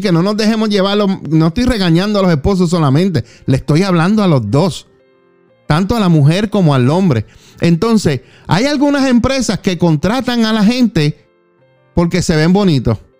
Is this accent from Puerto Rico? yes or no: yes; Juana Díaz, Puerto Rico; Yo soy de Puerto Rico, de Juana Díaz.